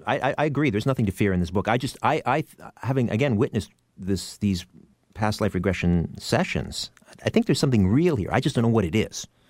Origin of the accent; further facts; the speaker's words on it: Canada; weighing in as a Canadian